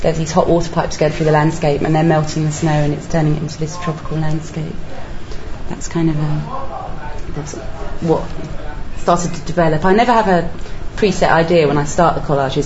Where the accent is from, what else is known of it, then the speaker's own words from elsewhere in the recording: India; moved away; when I was growing up in India